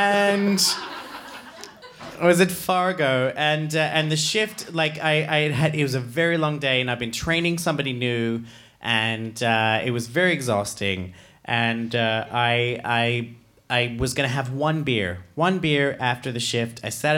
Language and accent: English; Australia; I'm Australian. Someone said really. Yes, I am. I'm Australian, and I no longer know how to do an Australian accent.